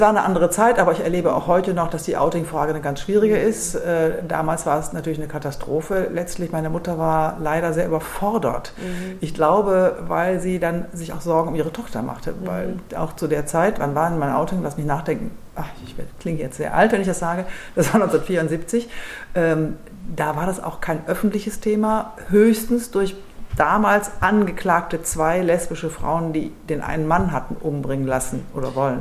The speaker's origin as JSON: {"language": "German", "town": "Düsseldorf", "region": "North Rhine-Westphalia", "country": "Germany", "tie": "born or raised there", "said": "ich bin gebürtige Düsseldorferin"}